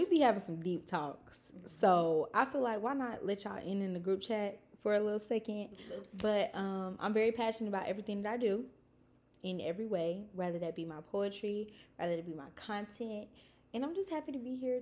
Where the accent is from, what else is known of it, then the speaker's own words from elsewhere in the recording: Savannah, Georgia, United States; because I'm Southern. Yeah. Like, when people ask me, like, where are you from? I really automatically always say Atlanta. Mm-hmm. Because explaining where I'm from, Savannah